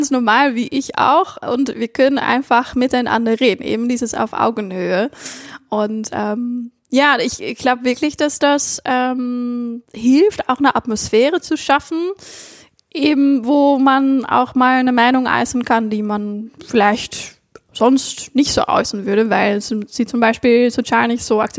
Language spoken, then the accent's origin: German; Netherlands; ich natürlich spezifisch noch als Niederländerin, das war ganz interessant